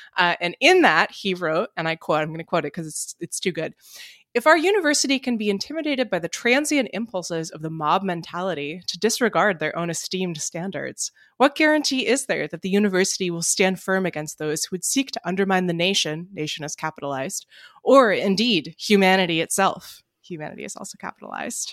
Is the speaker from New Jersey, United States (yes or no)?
yes; Princeton, New Jersey, United States; my hometown of Princeton, New Jersey